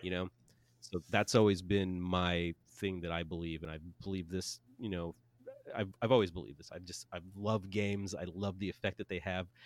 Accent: United States; we're American

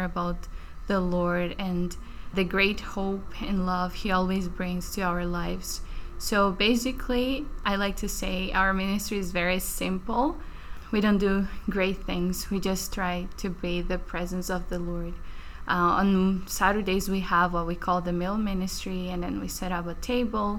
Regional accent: Brazil; moved away as an adult; now in Baltimore, United States; I'm from Brazil

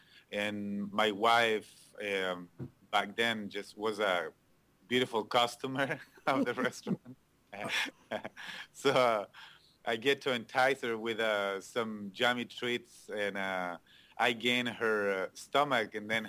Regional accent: Chile; English is a second language; moved away as an adult; now in United States; I'm from Chile. I met my wife in a city called Valparaíso

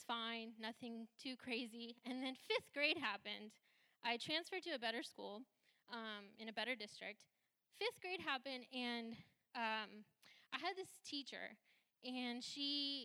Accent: Santa Rosa, California, United States; first language Hindi; English is a second language; I grew up in Sonoma County. I was born and raised in Santa Rosa

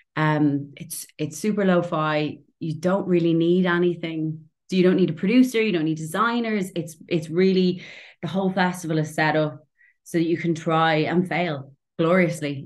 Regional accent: Dublin, Leinster, Ireland; moved away as an adult; now in Portobello, Edinburgh, United Kingdom; I'm from Dublin

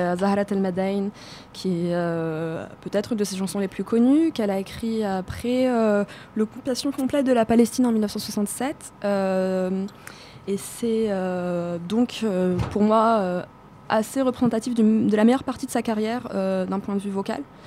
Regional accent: Tozeur, Tozeur Governorate, Tunisia; moved away; viens du sud-ouest d'une ville qui s'appelle tozer

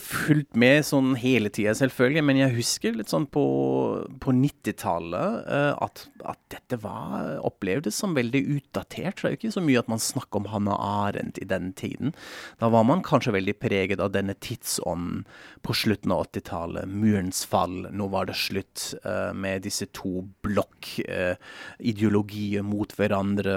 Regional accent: Frankfurt am Main, Hesse, Germany; moved away; Jeg er jo fra Frankfurt am Main

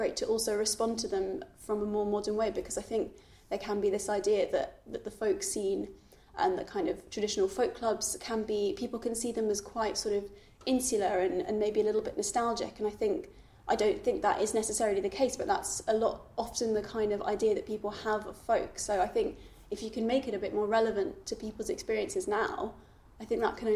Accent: London, United Kingdom; growing up in London, you don't necessarily have that sort of traditional folky scene

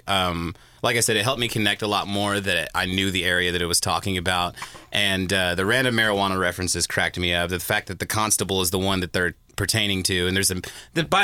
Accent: Merced, California, United States; we're inland a little bit more, Merced and Atwater, that area

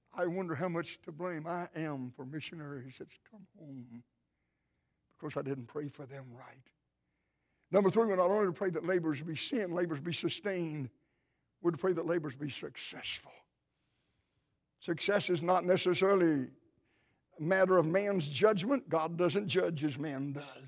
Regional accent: Cleveland, Tennessee, United States; My wife and I, of course, we grew up near the Cleveland, Tennessee area

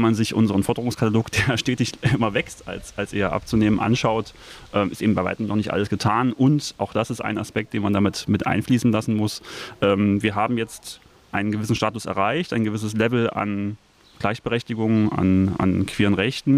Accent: Leipzig, Saxony, Germany; ich bin gebürtiger Leipziger

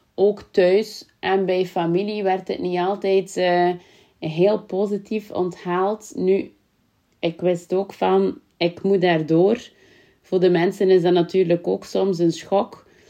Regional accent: Kortemark, Flanders, Belgium; accent: West Flemish; natuurlijk kom ik ook vandaan uit Kortemark, wat dat in West-Vlaanderen ligt, is al te horen en mijn accent

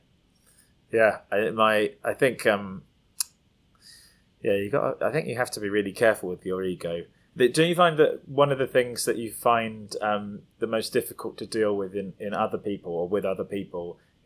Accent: United Kingdom; also born or lived in London; I'm British

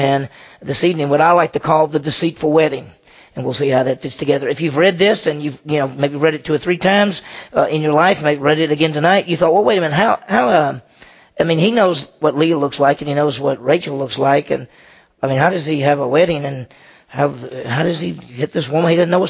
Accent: Meridian, Mississippi, United States; I grew up in Meridian, Mississippi, and when you think of Mississippi, you probably think country. But it was a city of about 40,000. So I'd never lived on a farm. I never lived out in the country.

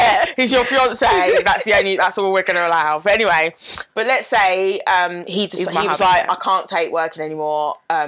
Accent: United Kingdom; as Black British people

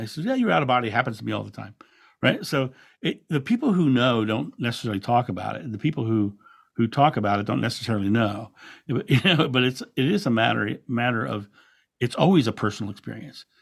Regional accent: Rehoboth Beach, Delaware, United States; I grew up in Rehoboth Beach, Delaware, which is a beautiful beachside community

